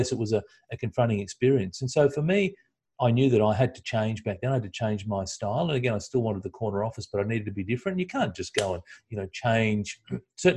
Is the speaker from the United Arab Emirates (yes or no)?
no; Australia; as an Aussie